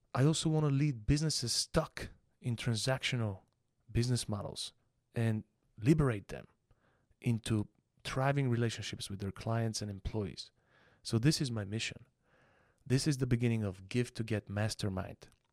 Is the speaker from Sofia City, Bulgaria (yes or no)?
no; Panagyurishte, Pazardzhik Province, Bulgaria; also born or lived in Plovdiv, Bulgaria; Born in the city of Plovdiv, which is the second largest city in Bulgaria. I was raised in Panagirište, though.